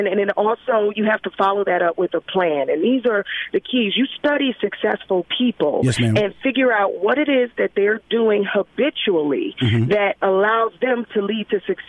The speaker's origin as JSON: {"language": "English", "town": "Philadelphia", "region": "Pennsylvania", "country": "United States", "tie": "born or raised there", "said": "So, you know, Rashawn, I grew up in North Philadelphia."}